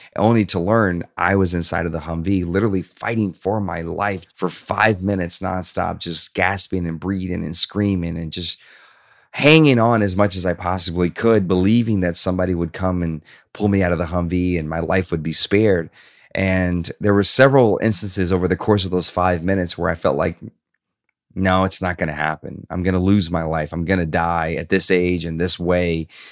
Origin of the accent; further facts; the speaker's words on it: Hope, Arkansas, United States; also born or lived in Shreveport, Louisiana / Bossier City, Louisiana; at nine years old, my mother decided to relocate to Hope, Arkansas